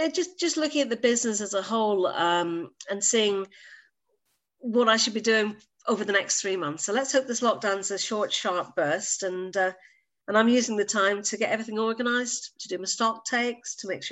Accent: Northern Ireland, United Kingdom; moved away as an adult; also born or lived in Manchester / Jersey; now in Guernsey; Many, many years ago in the little land of Northern Ireland. No, I'm Irish by birth.

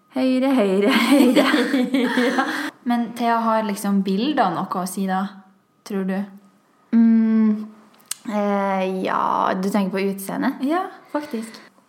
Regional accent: Trøndelag, Norway; Vi var bare to trøndere

